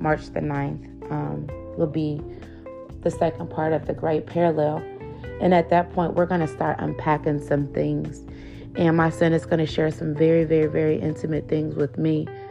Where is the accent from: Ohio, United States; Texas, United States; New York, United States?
Ohio, United States; Cleveland; we were latchkey kids growing up in Cleveland, Ohio